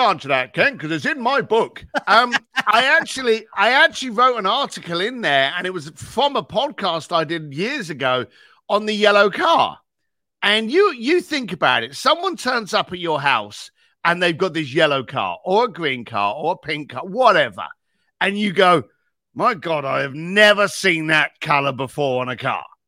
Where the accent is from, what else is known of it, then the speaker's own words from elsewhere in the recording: London, United Kingdom; I was a bricklayer from East London